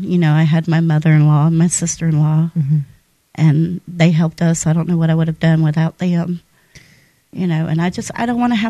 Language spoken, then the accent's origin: English; San Jose, California, United States; born there; now in Mobile, United States; I am originally from California.